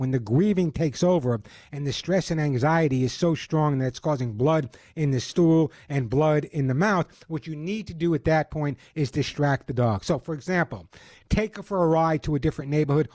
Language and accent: English; Long Island, New York, United States; now in Southern California, United States; when you grew up on Long Island like I did